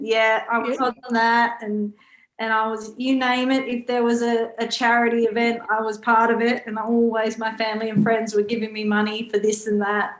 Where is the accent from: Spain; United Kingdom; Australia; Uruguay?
Australia; I was born in Australia